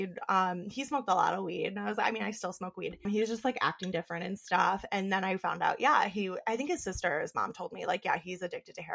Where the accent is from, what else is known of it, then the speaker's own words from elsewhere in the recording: Western New York, United States; also born or lived in Buffalo, New York; I moved back to my hometown, small ass town, Western New York.